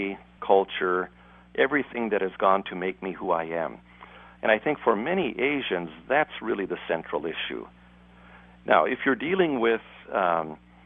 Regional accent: Japan; moved away; I was born in Japan. I've lived much of my adult life in Japan

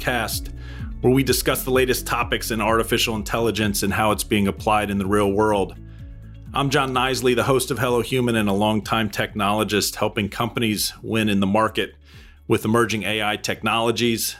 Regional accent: New England, United States; I grew up in New England on the coast

